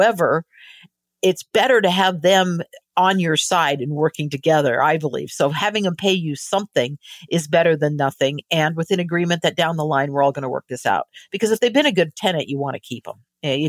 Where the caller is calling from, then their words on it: Baja California, Mexico; Well, I'm calling in right now from Baja California. We're about an hour south of the border.